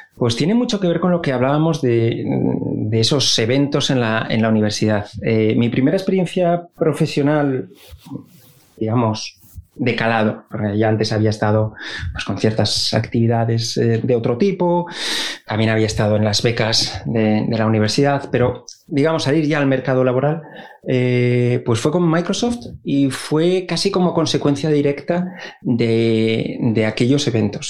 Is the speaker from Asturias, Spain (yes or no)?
yes; Avilés, Asturias, Spain; moved away as an adult; yo soy de, de Avilés, del fantástico barrio de la Luz